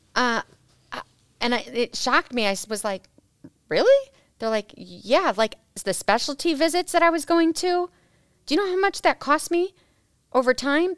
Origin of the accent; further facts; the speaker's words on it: Peoria, Illinois, United States; I was born and raised in Peoria, Illinois